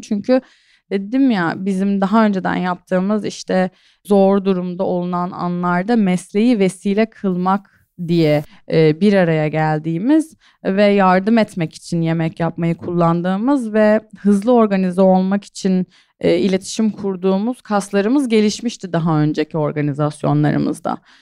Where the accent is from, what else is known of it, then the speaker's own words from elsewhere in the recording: İskenderun, Hatay, Turkey; Ben zaten işte Hataylıyım, İskenderunluyum